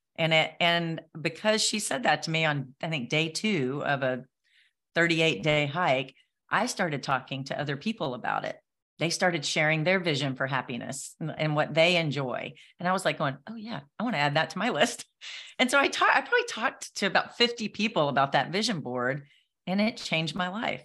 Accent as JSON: {"language": "English", "town": "Nashville", "region": "Tennessee", "country": "United States", "said": "I'm from Nashville"}